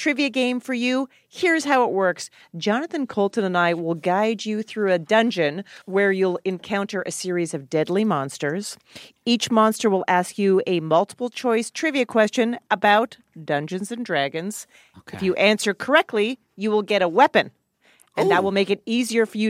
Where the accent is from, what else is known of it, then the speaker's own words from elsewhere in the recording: Alberta, Canada; where I grew up in Alberta, Canada